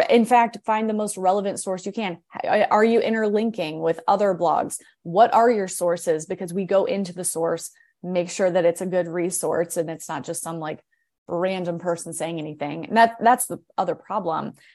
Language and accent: English; Akron, Ohio, United States; now in Morgantown, United States; I'm kind of like a hybrid of um, from West Virginia and from Ohio because I grew up in Akron